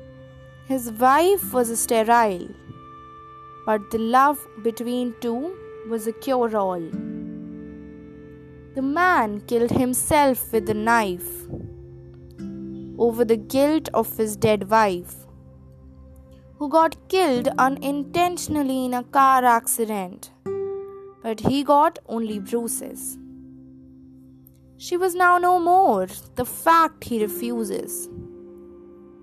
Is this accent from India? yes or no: yes; Delhi, India; I hail from Delhi.